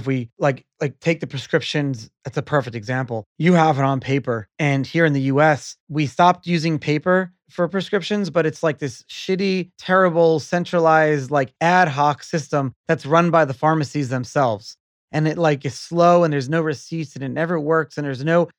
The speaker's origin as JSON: {"language": "English", "country": "United States", "said": "as an American"}